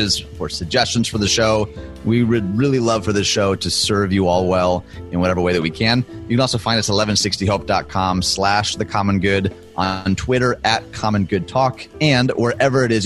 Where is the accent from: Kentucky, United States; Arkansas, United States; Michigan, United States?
Michigan, United States; Dearborn; moved away as an adult; now in Illinois, United States; I grew up in Dearborn, Michigan